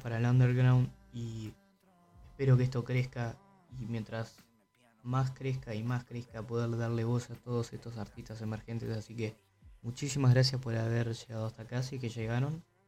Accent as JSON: {"language": "Spanish", "country": "Uruguay"}